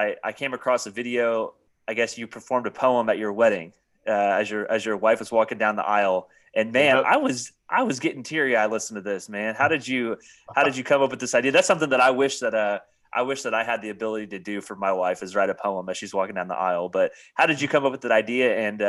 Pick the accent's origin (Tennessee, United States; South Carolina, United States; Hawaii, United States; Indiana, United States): Indiana, United States; I'm from Indiana